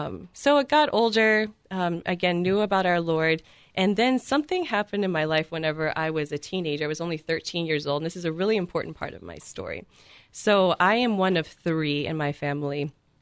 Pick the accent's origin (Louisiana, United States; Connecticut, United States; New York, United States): Louisiana, United States; South; moved away; I'm from South Louisiana originally.